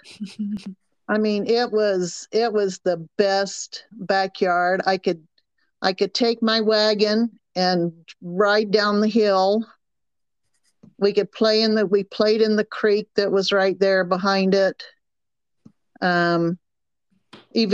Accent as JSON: {"language": "English", "town": "Chester", "region": "South Carolina", "country": "United States", "tie": "born or raised there", "also_born_or_lived": "Rock Hill, South Carolina / Oregon / California / Utah", "accent": "Southern", "moved": "as an adult", "said": "I was born in a town called Chester, South Carolina, and it is in the northwestern part of South Carolina"}